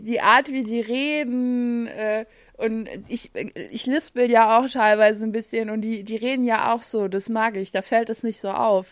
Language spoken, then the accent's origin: German; Saarland, Germany; bei uns im Saarland